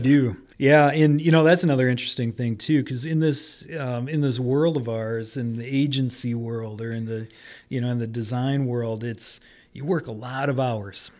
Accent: Detroit, Michigan, United States; also born or lived in Grand Rapids, Michigan; I grew up in Detroit and moved to Grand Rapids to go to school

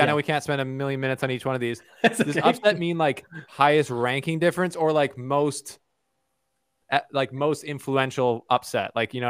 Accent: Canada; I'm Canadian

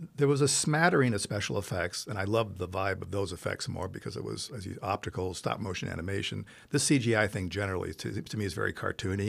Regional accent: Italy; moved away as an adult; now in United States; I grew up in Italy

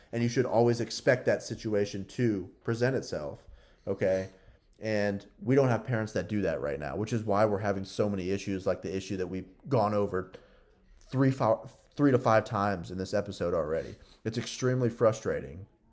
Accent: United States; we, as American citizens

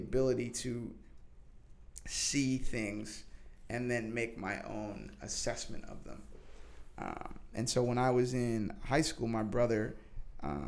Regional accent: New Hampshire, United States; also born or lived in California; now in New York City, United States; I grew up in New Hampshire

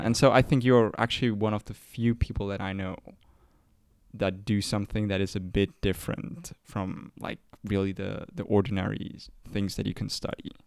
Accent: Zurich, Switzerland; We are r- from Zurich

